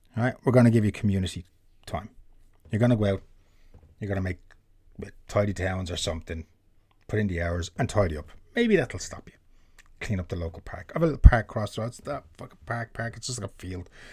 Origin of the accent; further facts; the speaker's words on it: Ireland; being an Irishman